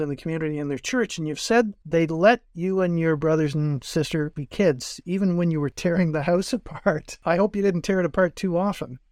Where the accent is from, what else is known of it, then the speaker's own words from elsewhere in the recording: North Bay, Ontario, Canada; I was born in North Bay